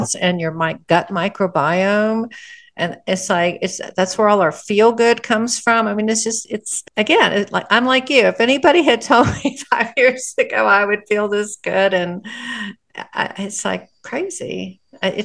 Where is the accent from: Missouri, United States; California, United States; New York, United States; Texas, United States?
Texas, United States; I'm from Texas